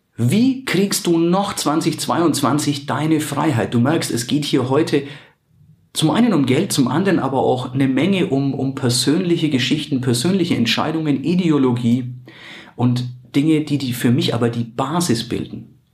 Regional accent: Germany; bei uns in Deutschland

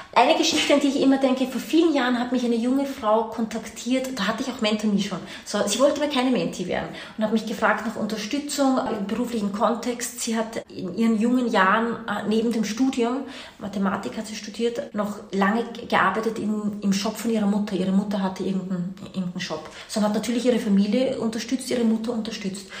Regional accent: Austria; also born or lived in Washington / New York / India; Man hört es mir an, deine Hörer werden es mir anhören. Ich bin keine Deutsche, ich bin Österreicherin, meine Mama kommt aber aus Brasilien

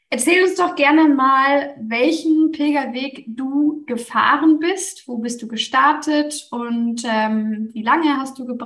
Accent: Northern Germany, Germany; ich bin ja auch aus dem Norden von Deutschland. Das heißt, bei mir gibt es nicht so viele Berge.

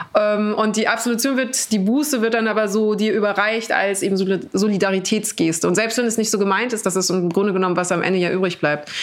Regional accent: Munich, Bavaria, Germany; ich bin am Hauptbahnhof groß geworden, so, ähm, in, was in München aber nichts bedeutet

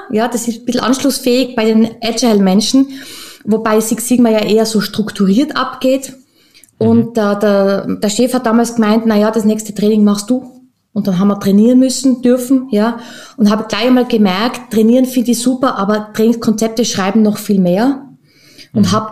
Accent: Tyrol, Austria; now in Vienna, Austria; Ja, tatsächlich bin ich gebürtige Österreicherin, ähm, ursprünglich aus Tirol und zwischen äh, mit Leidenschaft in Wien, beheimatet im wichtigsten Bezirk.

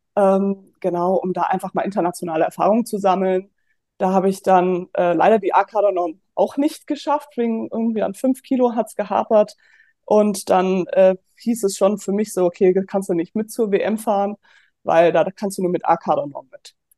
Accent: Offenbach am Main, Hesse, Germany; moved away as an adult; also born or lived in Würzburg; ich komme ursprünglich aus Offenbach

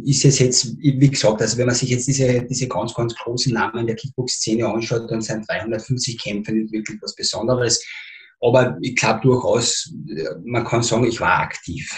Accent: Spittal an der Drau, Carinthia, Austria; Ich bin ein Spitaler. Ja. Ich bin im Spital geboren, aufgewachsen und Schule gegangen

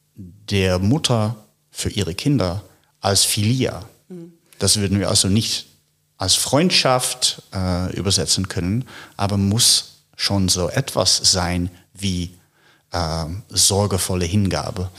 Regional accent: Netherlands; moved away as an adult; also born or lived in United States / Paris; now in Berlin, Germany; ich stamme aus den Niederlanden

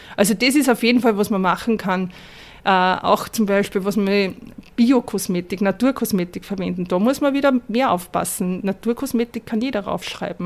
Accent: Upper Austria, Austria; ich bin in Oberösterreich geboren

